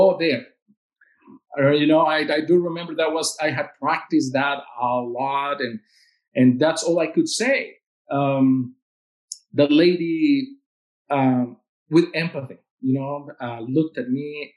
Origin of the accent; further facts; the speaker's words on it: Veracruz, Mexico; English is a second language; moved away as an adult; now in Lincoln, United States; my hometown of Veracruz